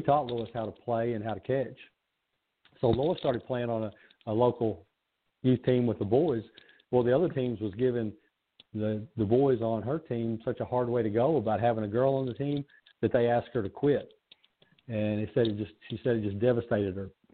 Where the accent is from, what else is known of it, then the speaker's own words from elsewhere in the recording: Kentucky, United States; a kid that was born and raised in Kentucky